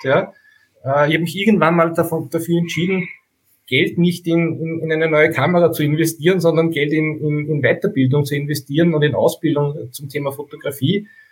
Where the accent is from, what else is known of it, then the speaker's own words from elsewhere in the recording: Steyr, Upper Austria, Austria; Ich komme aus Steyr in Oberösterreich